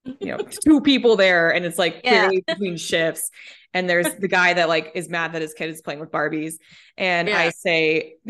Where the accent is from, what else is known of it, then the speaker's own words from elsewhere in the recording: Colorado, United States; moved away as an adult; also born or lived in Minnesota; now in Oahu, United States; I was born in Minnesota, lived in Colorado until I was, you know, moved in Colorado when I was 10 and then lived in Colorado until I was 29